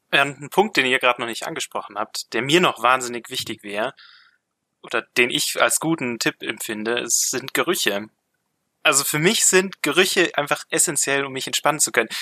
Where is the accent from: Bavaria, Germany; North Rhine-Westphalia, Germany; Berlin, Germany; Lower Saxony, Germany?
Bavaria, Germany; Grünwald; ich komme aus dem Süden von München, ich komme aus Grünwald